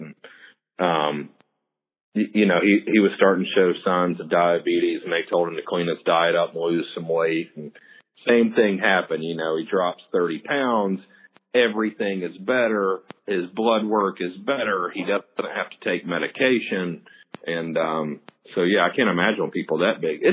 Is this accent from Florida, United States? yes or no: no; Georgia, United States; I grew up in Georgia